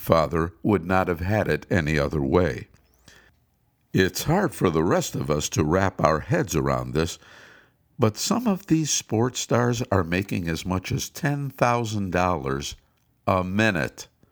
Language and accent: English; Cleveland, Ohio, United States; moved away; my hometown of Cleveland